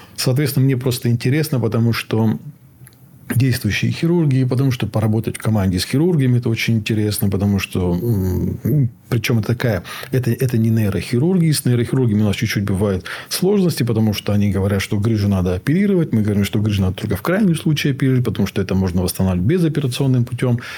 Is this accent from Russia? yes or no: yes; North Ossetia–Alania, Russia; Я сам из Осетии